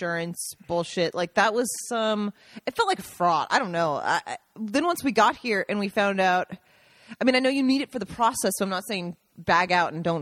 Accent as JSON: {"language": "English", "country": "United States", "moved": "as an adult", "lives_now": "Italy", "said": "there being an American"}